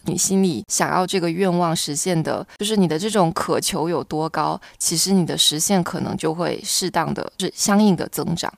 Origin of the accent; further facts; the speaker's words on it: Fujian, China; 作为闽南人来讲